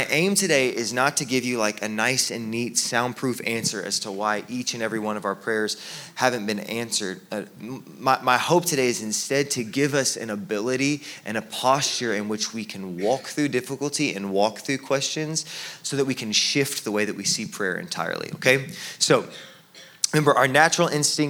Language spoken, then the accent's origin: English; Texas, United States; we're from Texas